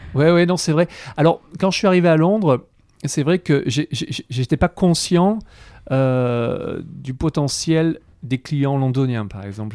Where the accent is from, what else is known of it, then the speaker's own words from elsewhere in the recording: Avignon, Provence-Alpes-Côte d'Azur, France; je, suis né à Avignon, donc j'ai eu la chance de, grandir entouré de, fruits, de légumes